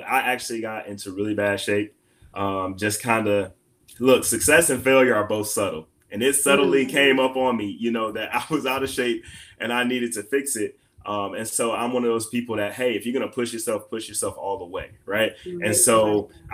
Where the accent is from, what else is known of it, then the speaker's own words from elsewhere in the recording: Detroit, Michigan, United States; moved away as an adult; now in Missouri, United States; I grew up in Detroit